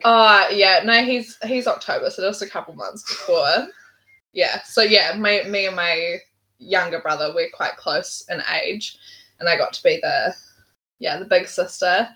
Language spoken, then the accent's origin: English; Auckland, New Zealand; also born or lived in England; I was born in England, but very quickly moved back to New Zealand, where my parents were from. They had me while they were on an OE, so not sure that was like super in the plans. But um, yeah, and then I've just lived in Auckland all my life. Grew up on the shore